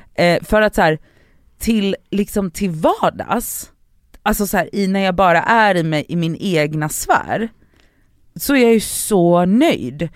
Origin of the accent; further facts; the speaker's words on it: Gothenburg, Västra Götaland, Sweden; Backaplan ligger på hissingen och det var ganska nära från Biskop där jag växte upp till Backaplan